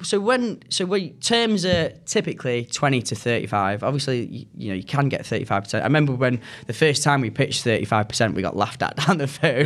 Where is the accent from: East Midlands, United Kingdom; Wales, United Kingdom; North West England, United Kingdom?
North West England, United Kingdom; Manchester; accent: northern; also born or lived in United States; I'm from Manchester